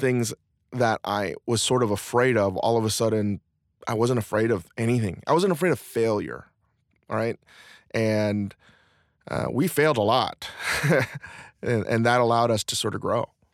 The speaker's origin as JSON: {"language": "English", "region": "Northern Virginia", "country": "United States", "tie": "born or raised there", "said": "I was raised in the Northern Virginia, D C area"}